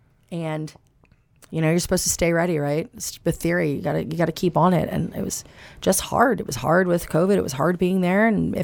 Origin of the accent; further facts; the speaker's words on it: the South, United States; moved away; I was raised in the South.